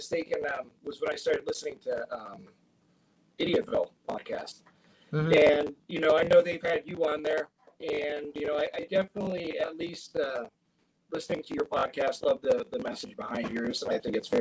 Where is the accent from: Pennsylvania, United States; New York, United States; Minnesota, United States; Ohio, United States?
Pennsylvania, United States; Erie; I grew up on Erie's East Side